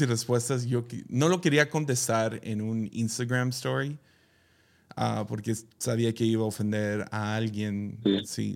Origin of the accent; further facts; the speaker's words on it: Mazatlán, Sinaloa, Mexico; yo crecí en Mazatlán